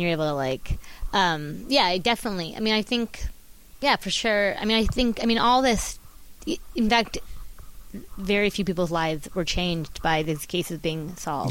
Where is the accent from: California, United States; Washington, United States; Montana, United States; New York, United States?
California, United States; Orange County; I'm from Orange County, but my mom was from Chicago